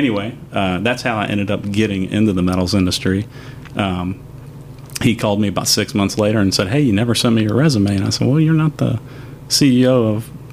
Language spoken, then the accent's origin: English; Huntington, West Virginia, United States; moved away as an adult; I was born and raised in Huntington, West Virginia